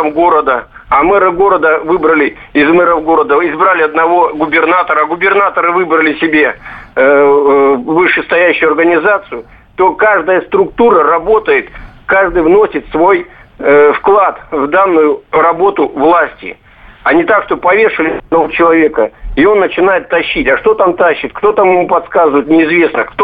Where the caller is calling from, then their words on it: Barnaul, Altai Krai, Russia; Я из Барнаула.